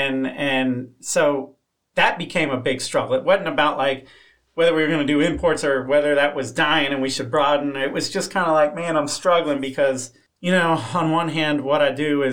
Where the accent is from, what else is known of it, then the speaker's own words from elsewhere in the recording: Florida, United States; I grew up in Florida